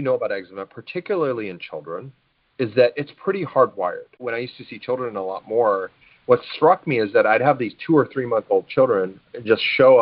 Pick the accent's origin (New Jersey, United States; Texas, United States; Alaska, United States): Alaska, United States; I grew up in Alaska, and we watch the Iditarod every year